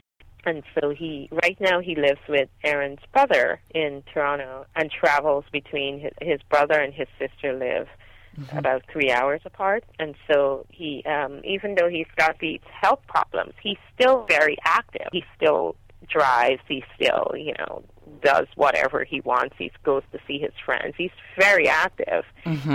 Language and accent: English; Guyana; now in Los Angeles, United States; I grew up in Guyana in a multi-generational home